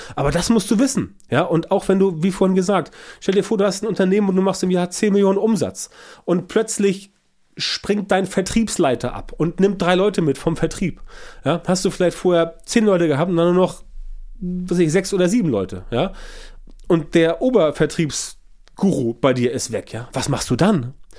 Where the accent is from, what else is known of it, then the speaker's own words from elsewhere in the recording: Germany; bei uns in Deutschland